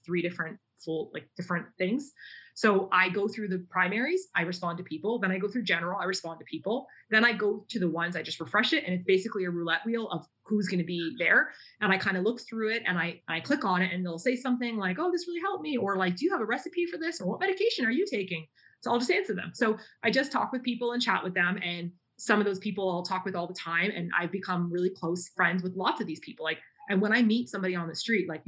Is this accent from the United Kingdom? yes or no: no; Canada; moved away as an adult; also born or lived in South Korea / Japan; my home country, Canada